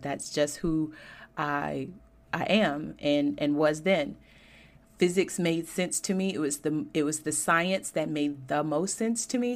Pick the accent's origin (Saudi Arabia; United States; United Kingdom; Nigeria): United States; Georgia; I grew up in Georgia and was educated there, went to Georgia Tech